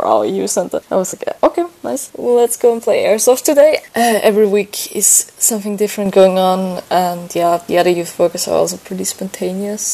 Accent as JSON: {"language": "English", "country": "Austria", "moved": "as an adult", "lives_now": "Valga, Estonia", "said": "I'm actually from Austria, but I'm here in Estonia since like 10"}